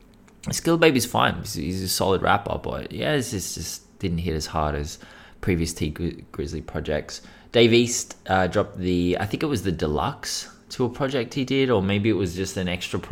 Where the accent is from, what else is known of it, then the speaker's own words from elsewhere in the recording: Australia; Well, except for our indigenous population, who are actually the true Australians. I mean, we're just British colonisers, to be honest. We're not really Australian.